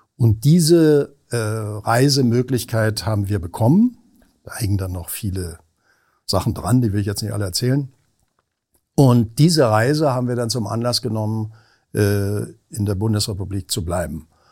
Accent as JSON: {"language": "German", "region": "Berlin", "country": "Germany", "tie": "born or raised there", "also_born_or_lived": "Weimar / Vienna / Cologne", "moved": "as an adult", "lives_now": "Hamburg, Germany", "said": "ich eigentlich Berliner bin. Also in Berlin groß geworden, geboren bin ich ja in Weimar."}